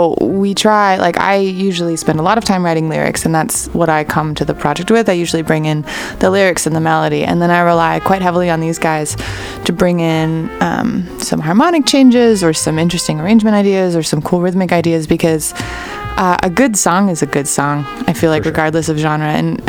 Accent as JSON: {"language": "English", "region": "Ontario", "country": "Canada", "tie": "born there", "said": "I'd always wanted to go back to Toronto because I was born in Ontario."}